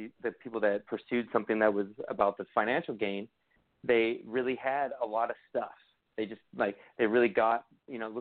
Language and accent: English; Hawaii, United States; also born or lived in California; I'm from California and Hawaii